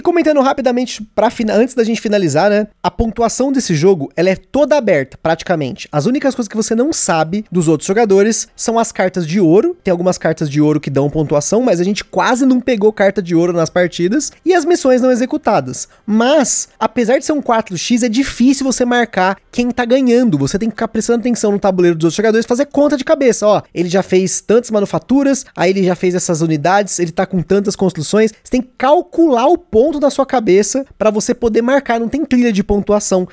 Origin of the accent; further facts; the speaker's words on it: Brazil; eu sou brasileiro